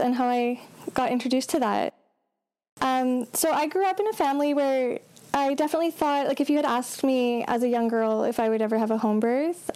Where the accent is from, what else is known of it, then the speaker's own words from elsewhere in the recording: Calgary, Alberta, Canada; also born or lived in northern British Columbia; now in British Columbia, Canada; I am from Canada, so originally from Calgary, but I now live in northern BC.